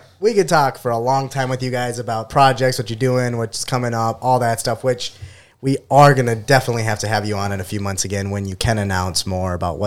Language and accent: English; Minnesota, United States; being Minnesotan